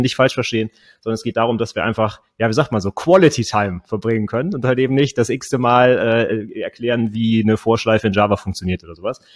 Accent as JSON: {"language": "German", "region": "Northern Germany", "country": "Germany", "said": "ich komme äh, aus dem Norden von Deutschland"}